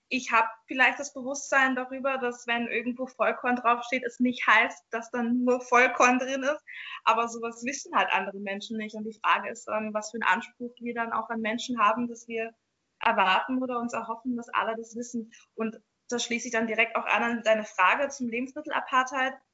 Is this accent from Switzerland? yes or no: no; Jamaica; Also ich komme aus Jamaika und da gibt es zum Beispiel Rastafaris